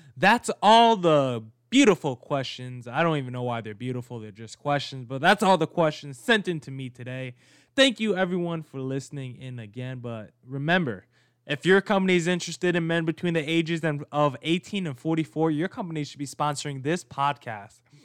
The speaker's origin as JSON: {"language": "English", "region": "New Jersey", "country": "United States", "said": "I'm from Jersey as well."}